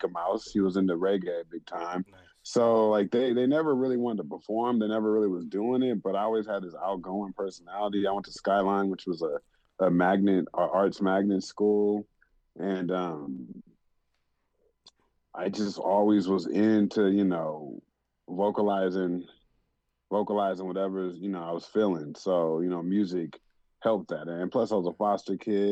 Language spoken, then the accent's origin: English; Oakland, California, United States; moved away as an adult; now in Los Angeles, United States; I'm from Oakland, but I live